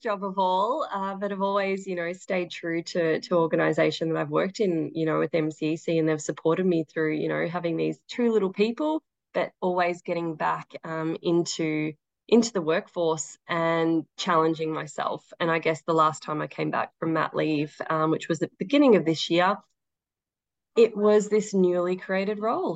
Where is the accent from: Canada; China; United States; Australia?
Australia; Daylesford, Victoria; also born or lived in Queensland; now in Melbourne, Australia; I grew up in Dalesford